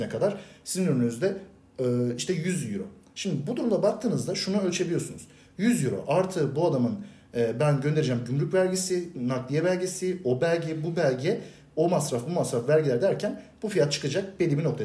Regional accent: Bursa, Turkey; Bursa'da doğdum büyüdüm. Bursa'da yaşıyorum

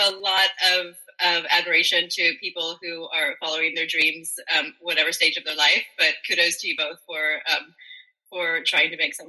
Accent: United States; as an American, I come from a long line of military officers.

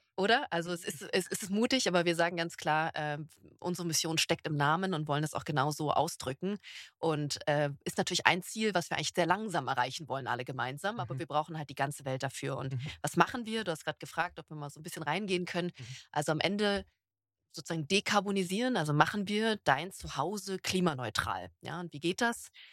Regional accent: Berlin, Germany; now in Stuttgart, Germany; Ich bin Berlinerin

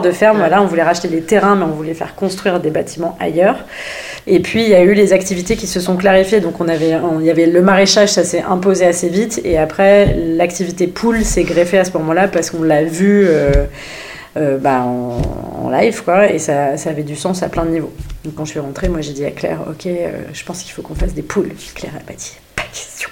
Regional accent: Normandy, France; je suis normande, c'est pas trop loin de Paris

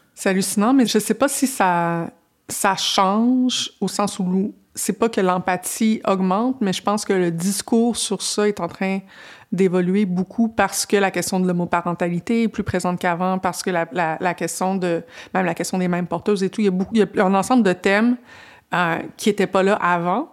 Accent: Quebec, Canada; je viens de, je viens pas de Montréal, je viens d'une petite municipalité

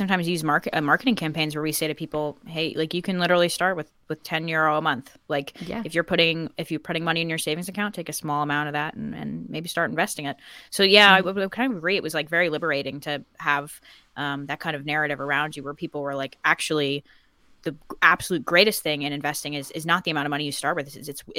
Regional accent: United States; And also I grew up in America, where I think investing is just kind of more on people's brains.

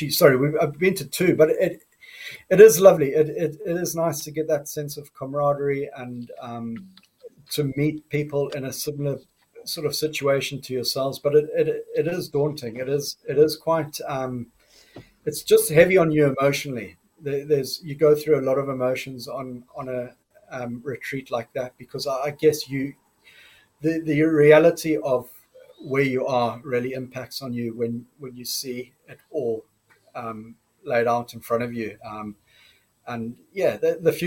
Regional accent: Zimbabwe; now in United Kingdom; I'm from Zimbabwe originally. I'm so grateful and thankful to be living in the UK

